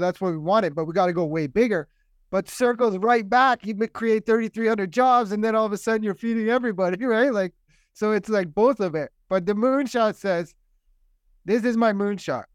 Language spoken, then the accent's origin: English; Ireland; I'm Irish. My parents are Irish. Our whole family